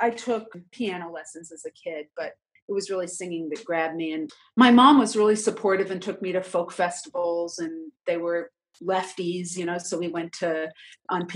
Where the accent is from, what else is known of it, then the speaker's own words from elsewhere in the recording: New York City, New York, United States; I grew up in New York City